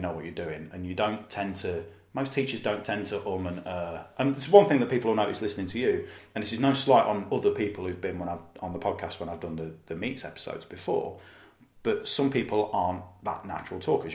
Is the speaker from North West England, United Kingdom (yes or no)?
no; Leicester, East Midlands, United Kingdom; I'm from Leicester